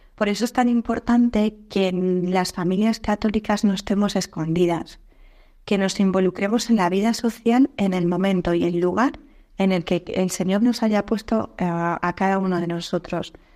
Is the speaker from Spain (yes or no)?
yes; Spain; moved away as an adult; also born or lived in Sweden / Norway; mi marido y yo tuvimos que salir fuera de España a trabajar durante unos años